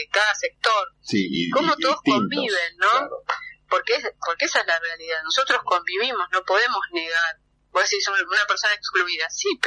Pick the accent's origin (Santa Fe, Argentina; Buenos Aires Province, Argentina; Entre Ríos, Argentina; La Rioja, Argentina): Buenos Aires Province, Argentina; Temperley; yo me crié en Temperley